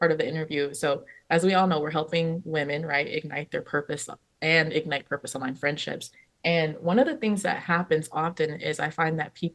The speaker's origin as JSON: {"language": "English", "region": "California", "country": "United States", "tie": "born or raised there", "said": "I was born and raised in California"}